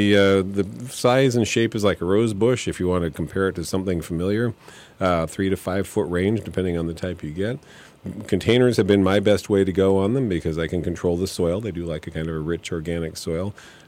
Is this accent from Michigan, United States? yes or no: yes; Michigan, United States; I want these northern high bush blueberries I grew up with in Michigan or whatever